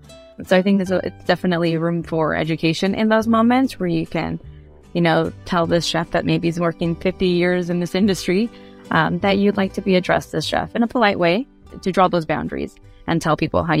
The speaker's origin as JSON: {"language": "English", "town": "San Diego", "region": "California", "country": "United States", "tie": "born or raised there", "also_born_or_lived": "Tijuana / Guadalajara", "said": "I am a first-generation Mexican-American, self-proclaimed border kid. I was born in San Diego and raised between Tijuana, San Diego, and Guadalajara."}